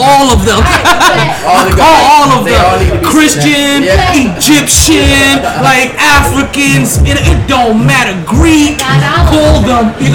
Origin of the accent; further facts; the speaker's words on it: Jamaica; cause we're Jamaican, so I'm Jamaican